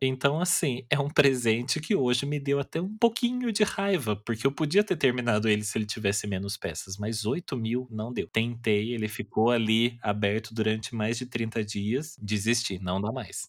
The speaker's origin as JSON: {"language": "Portuguese", "town": "Taubaté", "region": "São Paulo", "country": "Brazil", "said": "eu sou de Taubaté"}